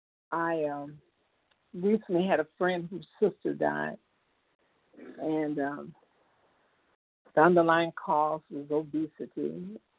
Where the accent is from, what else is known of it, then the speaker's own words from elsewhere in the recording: Chicago, Illinois, United States; moved away as an adult; also born or lived in Indiana; Chicago is my hometown